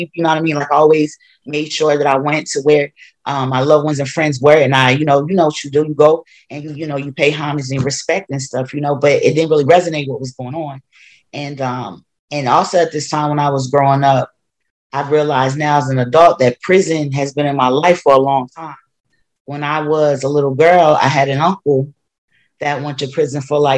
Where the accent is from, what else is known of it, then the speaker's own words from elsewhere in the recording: Wilmington, Delaware, United States; moved away as an adult; I moved back to my hometown of Delaware. And particularly Wilmington, that's where I grew up.